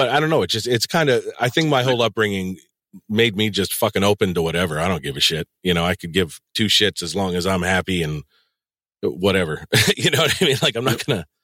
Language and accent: English; New England, United States; I've lived here my entire fucking life.